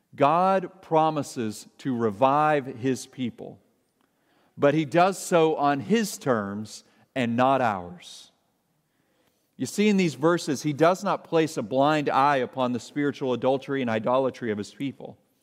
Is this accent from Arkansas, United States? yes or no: yes; Arkansas, United States; I grew up in Arkansas